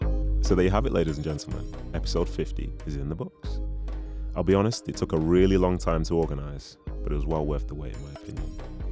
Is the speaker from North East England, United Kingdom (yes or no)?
no; Manchester, North West England, United Kingdom; born or raised there